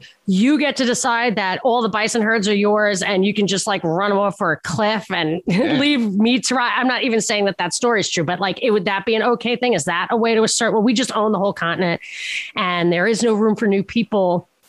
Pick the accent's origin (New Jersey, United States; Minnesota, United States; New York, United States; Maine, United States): New York, United States; Brooklyn; They're on Long Island, I think. I'm from Brooklyn.